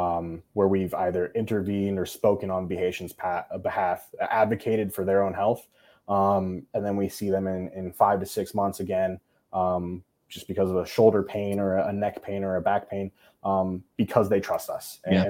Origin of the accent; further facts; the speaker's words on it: United States; I love being Korean. I love being English. And more, most importantly, I love being American, right? USA, baby. But also, too, that I'm a military brat.